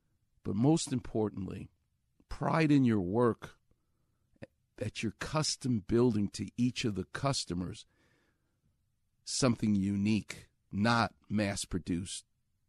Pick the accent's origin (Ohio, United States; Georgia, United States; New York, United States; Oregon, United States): New York, United States; Far Rockaway; what they doubted was the toughness of a kid who grows up on the streets of New York. That's what I did. I'm from Far Rockaway.